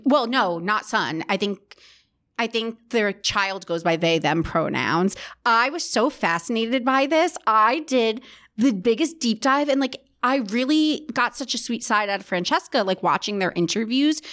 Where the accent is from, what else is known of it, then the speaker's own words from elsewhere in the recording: New Jersey, United States; they're from my hometown